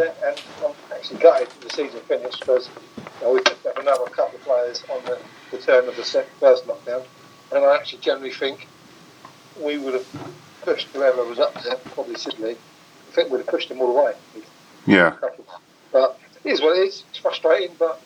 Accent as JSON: {"language": "English", "town": "Hastings", "region": "South East England", "country": "United Kingdom", "tie": "born or raised there", "said": "I was born and bred in Hollington"}